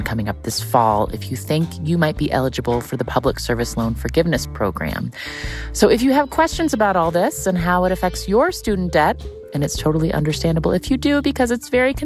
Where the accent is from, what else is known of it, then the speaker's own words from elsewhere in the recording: West Virginia, United States; growing up in West Virginia